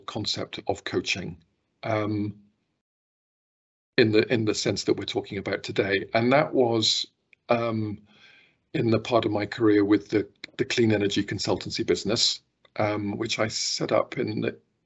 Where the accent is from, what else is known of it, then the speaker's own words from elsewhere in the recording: Stroud, South West England, United Kingdom; moved away as an adult; also born or lived in London / Brussels; now in Scotland, United Kingdom; I was born in Gloucestershire and born in a place called Stroud. And that's where I spent the first part of my life